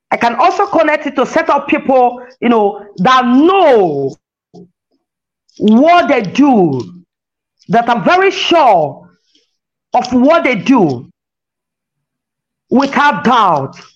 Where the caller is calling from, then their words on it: Lagos, Nigeria; As I'm reaching you from Lagos, Nigeria, as many that hear my voice